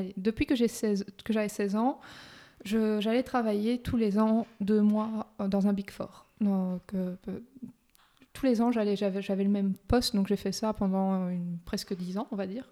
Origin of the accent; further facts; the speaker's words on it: Luxembourg; also born or lived in Brussels, Belgium; Je suis belgo-luxembourgeoise. Donc, je suis née à Bruxelles mm-hmm. et mes parents sont venus au Luxembourg quand j'avais 4 ans.